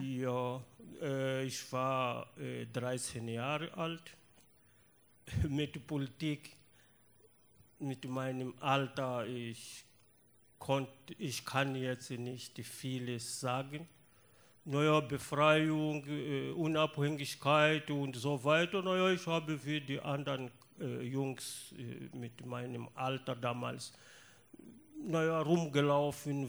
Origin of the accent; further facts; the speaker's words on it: Mozambique; German is a second language; moved away as an adult; also born or lived in Lusatia, Germany; Ich bin aus Mosambik und ich bin von äh, 1979 bis 1991 äh, in ehemaliger DDR als Vertragsarbeiter gewesen